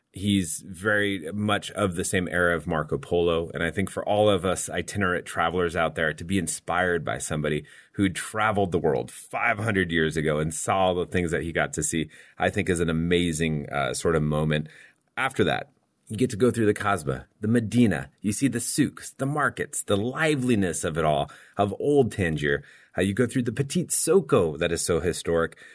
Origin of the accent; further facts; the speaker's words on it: Sarajevo, Bosnia & Herzegovina; inače dolazim iz Sarajeva, u Bosni i Hercegovini